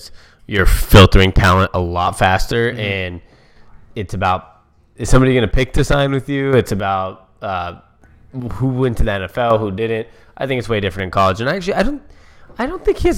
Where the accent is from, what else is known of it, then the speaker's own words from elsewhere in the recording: Seattle, Washington, United States; we're from Seattle